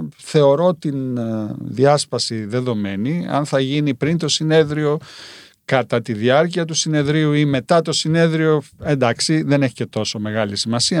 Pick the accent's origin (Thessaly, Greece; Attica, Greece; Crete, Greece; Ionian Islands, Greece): Crete, Greece; Rethymno; εγώ είμαι κριτικός είμαι κριτικός από το Ρέθυμνο